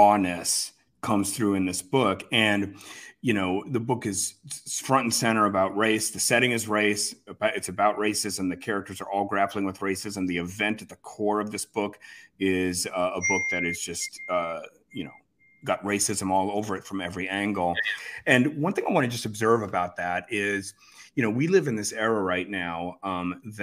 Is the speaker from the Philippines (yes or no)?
no; Worcester, Massachusetts, United States; growing up in Worcester